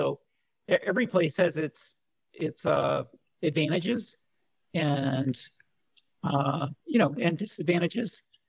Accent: Colorado, United States; I consider Colorado home. I spent 26 years out there. So, I mean, loved the mountains and skiing and motorcycle riding and flew sailplanes for 10 years out of Boulder

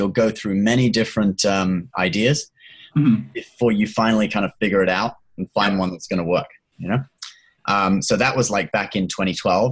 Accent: a little town in the UK, about an hour south of London, South East England, United Kingdom; also born or lived in Hong Kong; I was born in Hong Kong. I lived there till I was 9, and then I came to the UK with my family. Because my family was originally from England

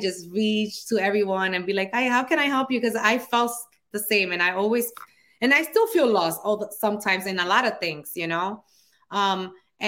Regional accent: New York City, New York, United States; accent: Dominican; also born or lived in Dominican Republic; I grew up here in the Bronx, New York. I came here when I was actually 3 years old. It was when my mom brought us here. And then she went back to the Dominican Republic when I was 7, and then came back when I was 9, and we never left again.

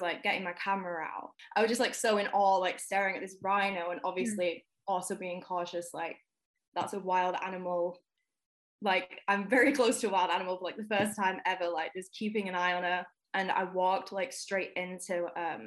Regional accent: Manchester, North West England, United Kingdom; now in Nottingham, United Kingdom; I'm located in Nottingham in the UK at the moment. I'm originally from Manchester

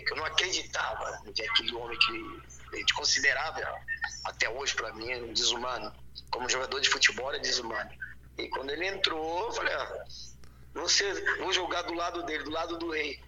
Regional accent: São João de Meriti, Rio de Janeiro, Brazil; eu nasci em Éden, São João de Meriti, cara uma cidadezinha, um município de São Luís Meriti, lá no Rio de Janeiro.

